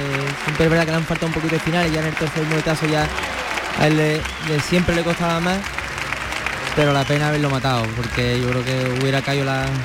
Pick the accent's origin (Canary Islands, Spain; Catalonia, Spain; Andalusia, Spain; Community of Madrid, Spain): Andalusia, Spain; Seville; nosotros que somos de aquí de Sevilla.